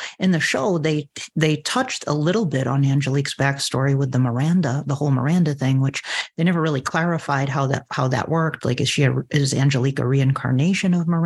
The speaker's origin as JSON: {"language": "English", "region": "Massachusetts", "country": "United States", "also_born_or_lived": "Salem, Massachusetts", "said": "I live in Massachusetts. I'm from Massachusetts, but I lived in Salem for 6 months"}